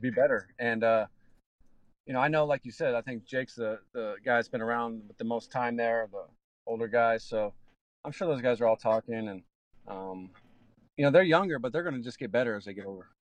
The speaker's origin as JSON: {"language": "English", "town": "Seattle", "region": "Washington", "country": "United States", "tie": "born or raised there", "moved": "yes", "said": "I grew up in Seattle"}